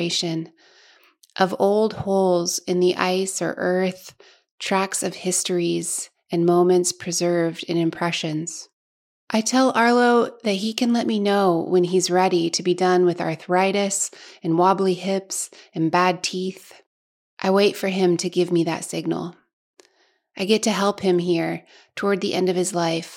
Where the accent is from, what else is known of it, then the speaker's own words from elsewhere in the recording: Alaska, United States; moved away; I grew up in a broad Alaskan glacial valley